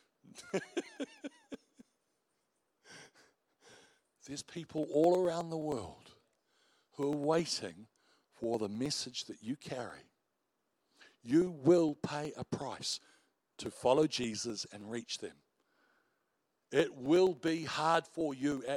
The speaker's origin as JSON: {"language": "English", "country": "New Zealand", "said": "we're Kiwis"}